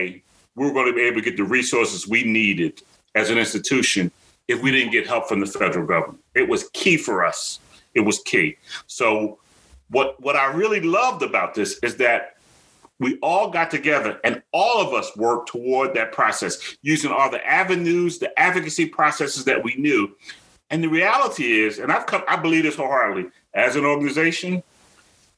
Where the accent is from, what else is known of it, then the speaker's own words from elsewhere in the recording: Philadelphia, Pennsylvania, United States; growing up in South Philly